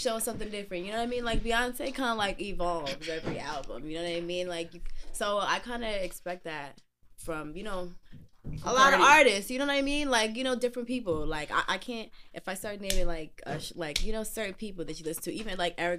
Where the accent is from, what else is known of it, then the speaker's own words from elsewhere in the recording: Hackensack, New Jersey, United States; We're from Jersey. Big ups to Jersey. Bergen County.